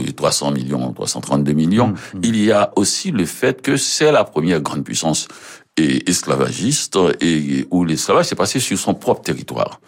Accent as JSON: {"language": "French", "town": "Port-au-Prince", "region": "Ouest", "country": "Haiti", "tie": "born or raised there", "moved": "as an adult", "lives_now": "Montreal, Canada", "said": "j'ai passé à Port-au-Prince où je mhm. suis né"}